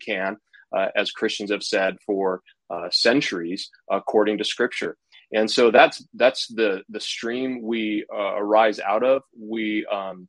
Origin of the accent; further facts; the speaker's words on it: California, United States; you can tell from my accent that I'm from California, or as I like to say, left side of the map, right side of the country. I grew up here